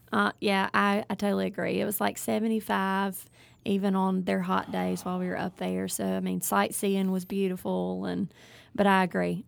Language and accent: English; Ellisville, Mississippi, United States; I am originally from South Mississippi, Ellisville area